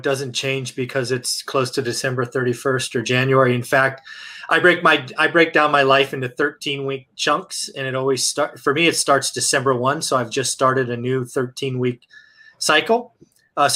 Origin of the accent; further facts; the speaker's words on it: the Bay Area, California, United States; also born or lived in Fresno, California; I'm the Bay, man. Come on, I'm from the Bay.